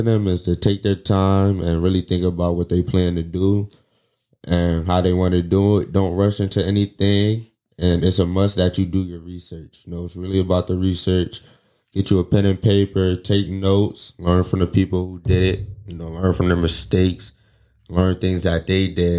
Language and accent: English; New Haven, Connecticut, United States; I was born in New Haven